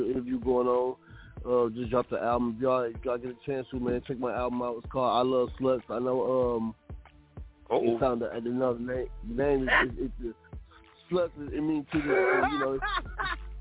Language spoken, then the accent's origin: English; Columbia, Tennessee, United States; also born or lived in Flint, Michigan; I was born in Flint, Michigan, raised in Columbia, Tennessee